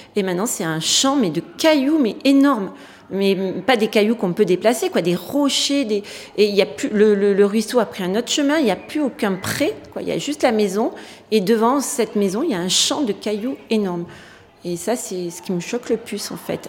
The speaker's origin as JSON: {"language": "French", "town": "Breil-sur-Roya", "region": "Provence-Alpes-Côte d'Azur", "country": "France", "tie": "born or raised there", "also_born_or_lived": "Nice", "moved": "as an adult", "said": "Je suis née à Breil. Il y avait une maternité à l'époque"}